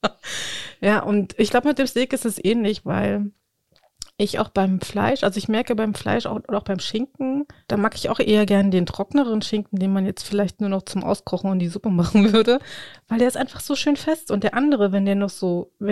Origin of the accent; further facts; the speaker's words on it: Brandenburg, Germany; Ich liebe das. Ich komme aus dem Spreewald.